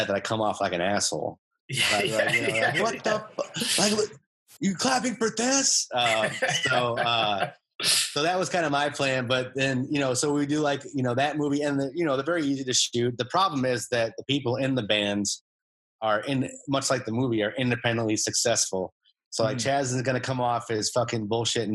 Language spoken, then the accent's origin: English; Illinois, United States; born or raised there; moved away